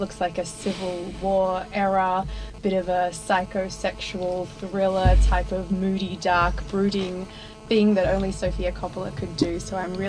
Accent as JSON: {"language": "English", "town": "Melbourne", "region": "Victoria", "country": "Australia", "said": "I'm from Melbourne"}